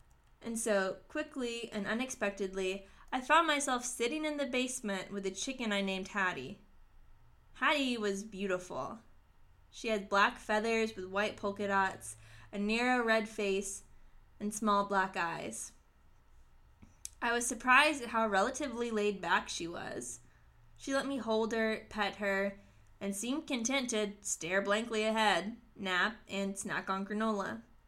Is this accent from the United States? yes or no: yes; the South, United States; Despite growing up in the South, I never cared for a chicken in my life